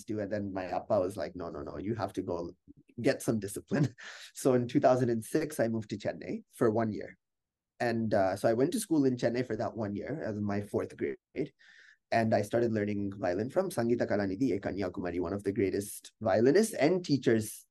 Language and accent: English; United States; we're from America